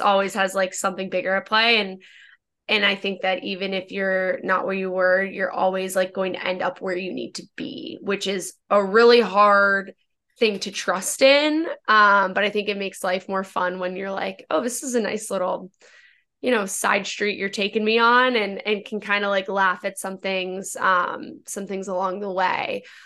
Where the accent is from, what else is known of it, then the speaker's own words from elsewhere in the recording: Northern Virginia, United States; I'm from Northern Virginia